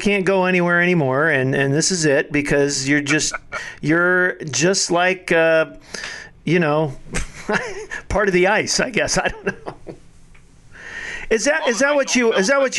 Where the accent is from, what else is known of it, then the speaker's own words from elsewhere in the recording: Fort Wayne, Indiana, United States; moved away; I'm originally from Fort Wayne, Indiana